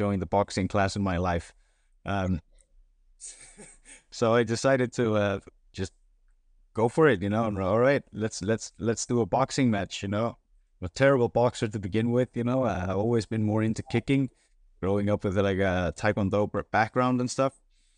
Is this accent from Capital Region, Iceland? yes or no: yes; Reykjavik, Capital Region, Iceland; born there; But in Iceland, I was born in Reykjavik, just the capital.